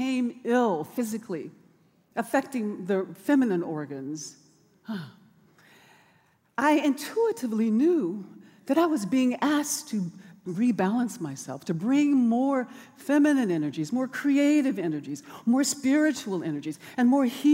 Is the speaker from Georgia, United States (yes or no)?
no; Birmingham, Alabama, United States; now in Oakland, United States; It was dangerous for me as a child growing up in Bombingham on Dynamite Hill because of racial violence